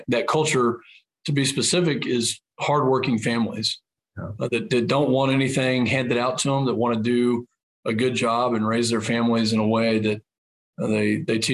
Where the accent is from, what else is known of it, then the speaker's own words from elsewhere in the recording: San Angelo, Texas, United States; San Angelo, my hometown.